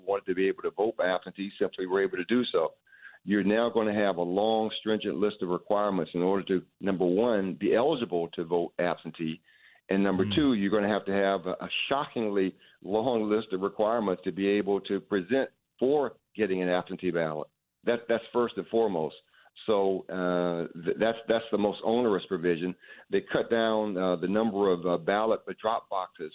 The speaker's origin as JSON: {"language": "English", "region": "the Jim Crow South", "country": "United States", "tie": "born or raised there", "also_born_or_lived": "Atlanta, Georgia", "said": "I grew up in the Jim Crow South."}